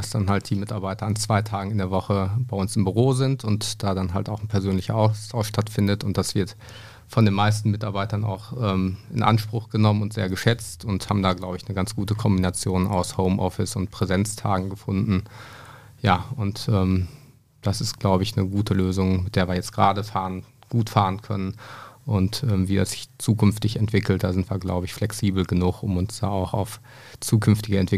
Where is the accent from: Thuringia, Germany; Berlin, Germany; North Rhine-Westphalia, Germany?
North Rhine-Westphalia, Germany; Lennestadt; bin 37 Jahre alt, komme hier gebürtig aus Lennestadt